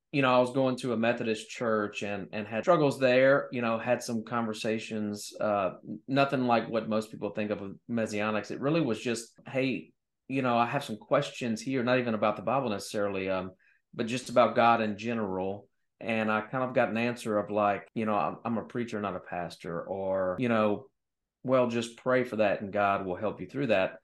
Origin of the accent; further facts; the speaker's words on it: Louisiana, United States; I love my home state, by the way. Louisiana's amazing